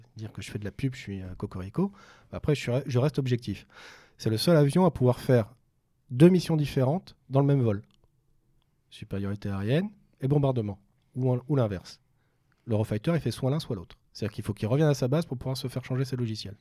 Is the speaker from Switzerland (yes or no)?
no; France; chez nous en France